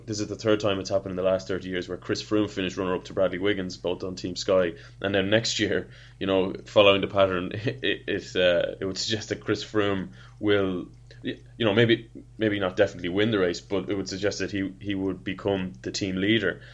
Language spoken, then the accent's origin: English; Ireland; as an Irishman